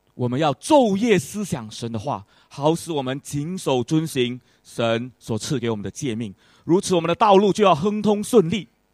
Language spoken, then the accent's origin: Chinese; Malaysia; now in Singapore; 我出身马来西亚，我感谢主能够来到这个地方接受教育